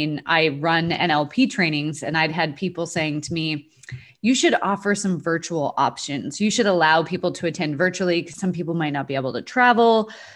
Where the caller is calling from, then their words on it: Dallas, Texas, United States; Dallas, Texas.